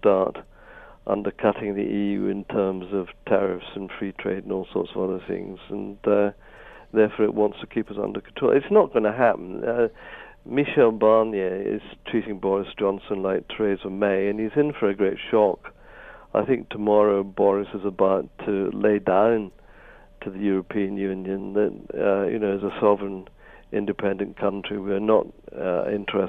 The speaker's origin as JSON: {"language": "English", "region": "Scotland", "country": "United Kingdom", "said": "I'm Scottish"}